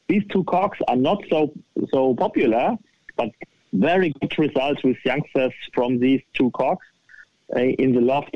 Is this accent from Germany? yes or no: yes; close to Frankfurt, Hesse, Germany; English is a second language; moved away as an adult; now in northern Germany; close to Frankfurt, where I was born